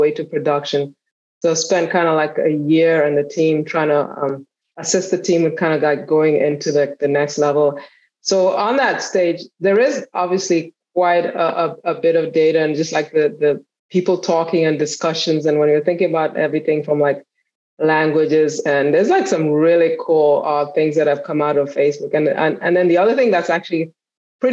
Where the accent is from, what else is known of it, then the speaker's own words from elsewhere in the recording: Kenya; now in United States; I grew up, I was born and I was raised in Kenya. So I came to the US for school, and I've been here ever since